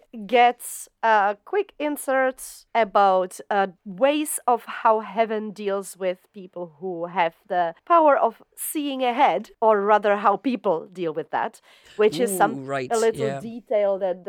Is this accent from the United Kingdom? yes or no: yes; South East England, United Kingdom; I don't know about the other stuff, but we come from Surrey.